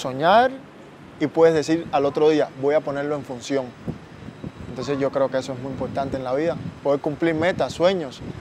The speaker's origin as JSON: {"language": "Spanish", "country": "Cuba", "moved": "as an adult", "lives_now": "Costa Rica", "said": "de donde yo vengo, que es Cuba"}